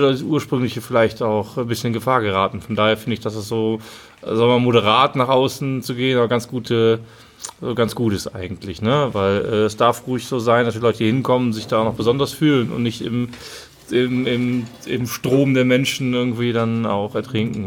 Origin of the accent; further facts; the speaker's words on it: Rhineland-Palatinate, Germany; wir sind halt Rheinländer